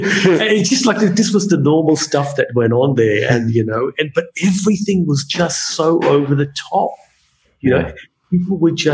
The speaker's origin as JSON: {"language": "English", "town": "Darwin", "region": "Northern Territory", "country": "Australia", "said": "as a Darwin person, as an Australian"}